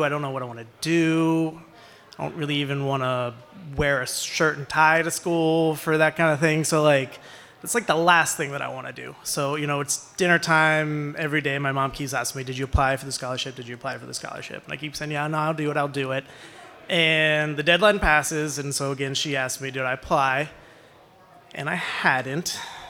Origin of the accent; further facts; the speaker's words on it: Wellsville, Pennsylvania, United States; I grew up in Wellsville, which is a small town. It's in York County, just a little north of here for people that are familiar with it.